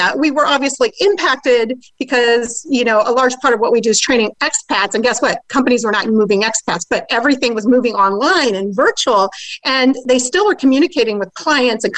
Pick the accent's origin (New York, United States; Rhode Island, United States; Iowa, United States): Iowa, United States; also born or lived in Japan; I'm from Iowa